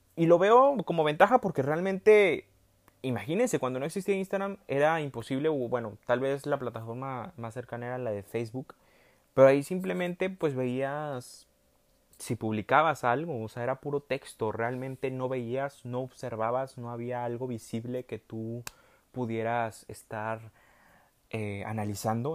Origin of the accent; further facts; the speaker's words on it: Monterrey, Nuevo León, Mexico; accent: regio; hablé como muy regio, en Monterrey